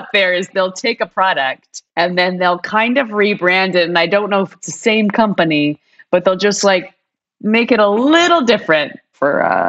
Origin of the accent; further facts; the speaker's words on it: Canada; I grew up in Canada. I grew up in Canada.